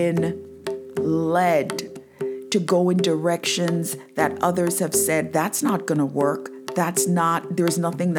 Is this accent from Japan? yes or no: no; Jamaica; moved away as an adult; now in United States; I am actually from Jamaica. I went to church every Sunday.